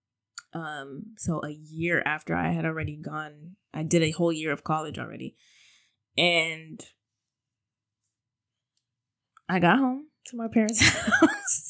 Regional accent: Miami, Florida, United States; moved away as an adult; also born or lived in Tampa; I moved from Miami to Tampa for school

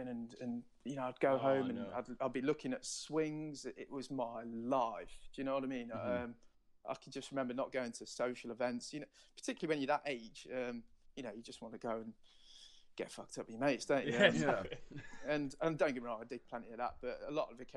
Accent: Nottingham, East Midlands, United Kingdom; So I'm from Nottingham.

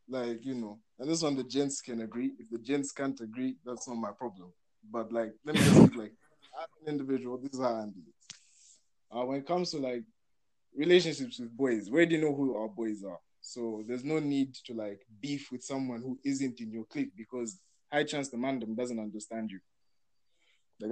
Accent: Zambia; I'm Zambian

